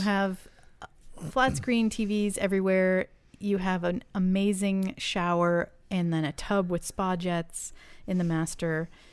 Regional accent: New England, United States; I grew up in New England

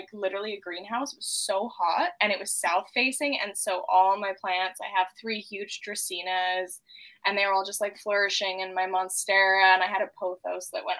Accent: Gulf Islands, British Columbia, Canada; also born or lived in Vancouver, British Columbia; I grew up on the Gulf Islands, predominantly Saturna and Salt Spring. And then I also partially, before all of the Gulf Island, I lived in Vancouver for a while

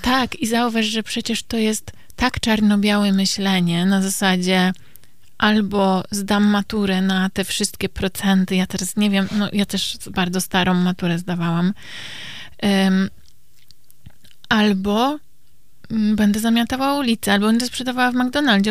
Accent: Kielce, Świętokrzyskie Voivodeship, Poland; moved away; pochodzę e, z Kielc

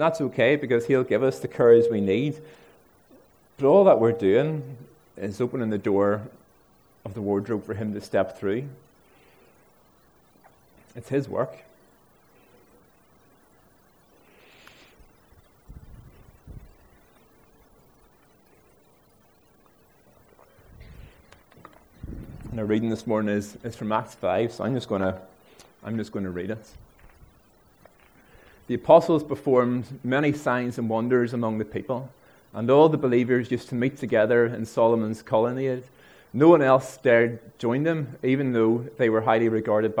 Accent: Ards, Northern Ireland, United Kingdom; I'm from Ards

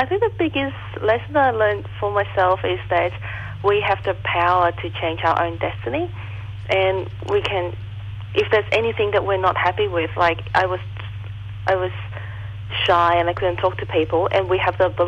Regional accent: Hong Kong; English is a second language; moved away; I wasn't born here. I was born in Hong Kong. And English it's not my first language.

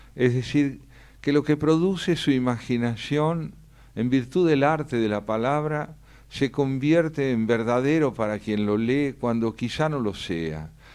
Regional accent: Argentina; lo escribí como argentino

